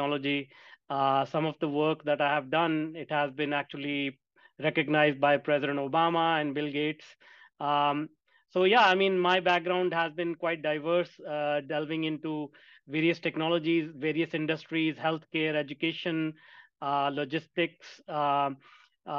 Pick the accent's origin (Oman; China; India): India; I grew up in India, and my career started at 15 working in a factory for $2 a day